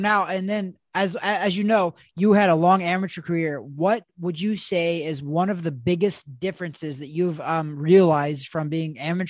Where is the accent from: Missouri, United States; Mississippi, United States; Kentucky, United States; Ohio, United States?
Missouri, United States; I actually was born and raised in Missouri, which is where Title Boxing headquarters is at.